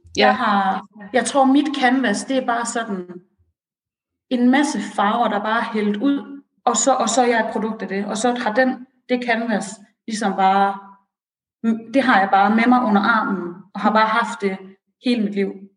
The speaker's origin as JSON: {"language": "Danish", "town": "Aarhus", "region": "Central Denmark Region", "country": "Denmark", "tie": "born or raised there", "also_born_or_lived": "Iran", "said": "jeg er oprindelig fra Aarhus"}